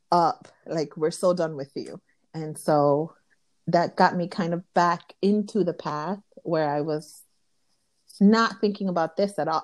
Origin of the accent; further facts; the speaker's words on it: New York City, New York, United States; first language Spanish; English is a second language; I'm from Los Sures, Williamsburg. Very huge okay. Dominican, Puerto Rican population there, and I am Dominican.